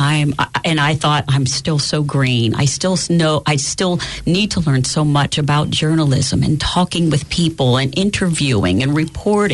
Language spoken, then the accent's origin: English; Danville, Pennsylvania, United States; I will be back in my hometown of Danville